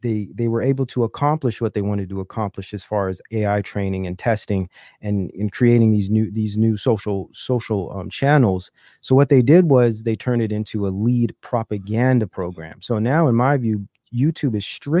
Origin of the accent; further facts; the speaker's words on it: California, United States; also born or lived in Silicon Valley, California / Oakland, California; I'm from California. I've lived in the Silicon Valley years ago